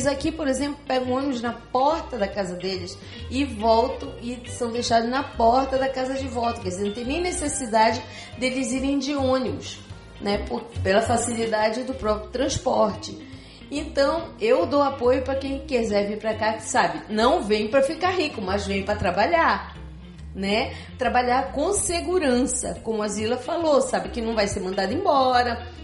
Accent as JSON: {"language": "Portuguese", "town": "Belém", "region": "Pará", "country": "Brazil", "tie": "born or raised there", "moved": "as an adult", "lives_now": "Curitiba, Brazil", "said": "mas eu deixei Belém do Pará para ir para Curitiba, deixei toda a minha família lá. Só catei os três filhos e vim embora."}